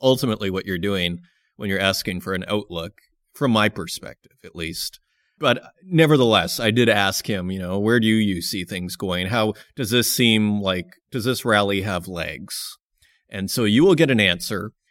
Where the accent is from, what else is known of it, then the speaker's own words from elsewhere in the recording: Saskatoon, Saskatchewan, Canada; moved away; I come from Saskatoon, Saskatchewan.